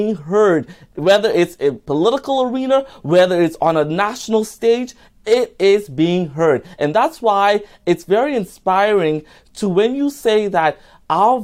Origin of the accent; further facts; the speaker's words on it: Nassau, Bahamas; My home country in the beautiful islands of the Bahamas, but in particular, Nassau, Bahamas.